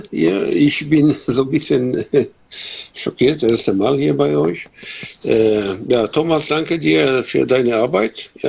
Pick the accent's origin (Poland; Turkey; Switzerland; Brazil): Poland; German is a second language; now in Germany; weil äh, ich komme aus Polen, ja, ich bin Pole und äh, ja, wohne ich in Deutschland